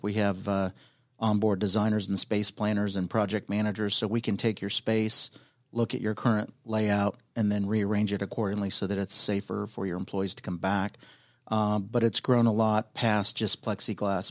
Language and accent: English; California, United States; moved away as an adult; also born or lived in Palm Beach Gardens, Florida / Boca Raton, Florida; now in Atlanta, United States; Born and raised in California